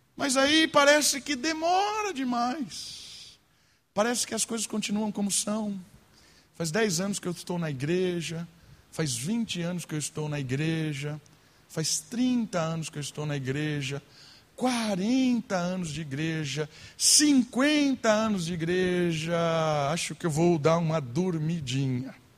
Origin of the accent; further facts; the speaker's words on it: Brazil; nós brasileiros